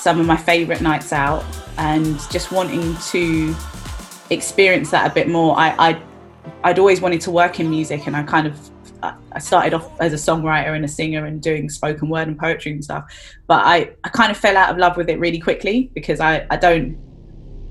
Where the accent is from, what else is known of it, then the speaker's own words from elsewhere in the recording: London, United Kingdom; I am a girl from Brixton in South London